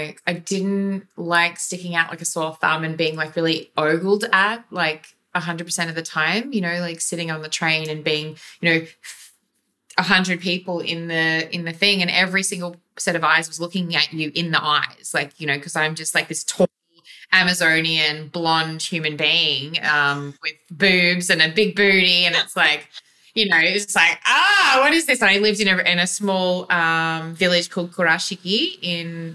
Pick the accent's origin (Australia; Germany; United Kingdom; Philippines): Australia; Gulf of Carpentaria, Queensland; I was born in North Queensland, and we lived on sheep station till I was seven, and then we moved up into the Gulf of Carpentaria